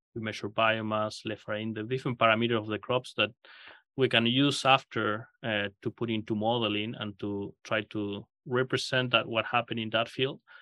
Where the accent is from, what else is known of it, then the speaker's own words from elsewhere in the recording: Argentina; moved away as an adult; also born or lived in Kansas, United States / Australia; now in Nebraska, United States; I grew up in Argentina